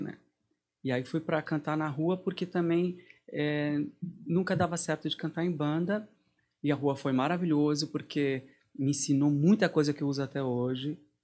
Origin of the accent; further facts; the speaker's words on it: Santo André, São Paulo, Brazil; moved away as an adult; now in Lübeck, Germany; Eu sou de Santo André, uhum. Parque Novo Oratório, São Camilo